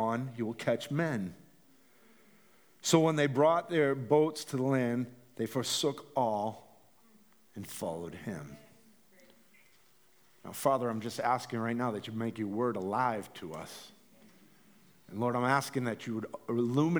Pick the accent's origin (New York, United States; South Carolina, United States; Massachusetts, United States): Massachusetts, United States; Gloucester; my house where I grew up in Gloucester, Massachusetts